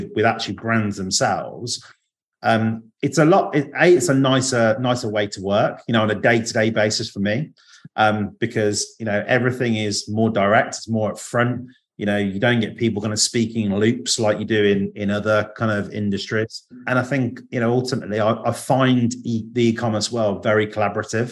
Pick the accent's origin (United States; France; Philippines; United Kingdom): United Kingdom; Alcester, near Stratford-upon-Avon, West Midlands; we are in a place called Ulster, which is not far from Stratford-upon-Avon